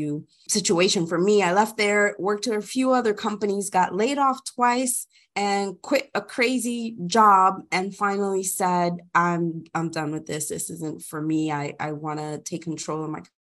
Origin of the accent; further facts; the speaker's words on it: New Jersey, United States; moved away as an adult; also born or lived in Austin, Texas; my family's from the Dominican Republic, as Brandy noted. I was born and raised in New Jersey